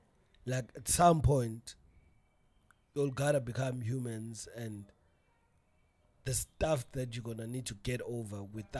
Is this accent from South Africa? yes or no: yes; South Africa; as a South African